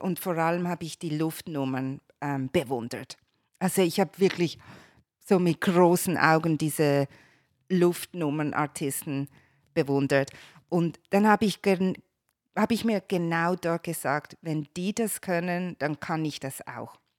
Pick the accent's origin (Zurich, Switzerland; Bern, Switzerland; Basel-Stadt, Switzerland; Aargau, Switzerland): Basel-Stadt, Switzerland; Basel; moved away as an adult; also born or lived in Geneva; now in Los Angeles, United States; als Kind in Basel bin ich im Kinderzirkus aufgewachsen.